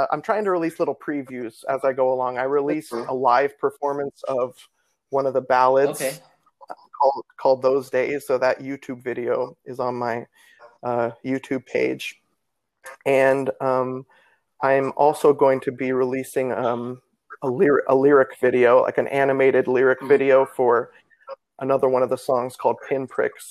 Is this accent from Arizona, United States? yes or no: no; Nebraska, United States; now in Florida, United States; I'm from Nebraska